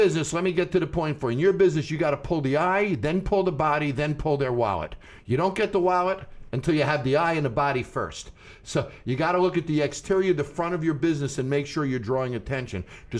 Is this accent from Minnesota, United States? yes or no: no; Great Neck, New York, United States; Great Neck, Long Island, not far from here.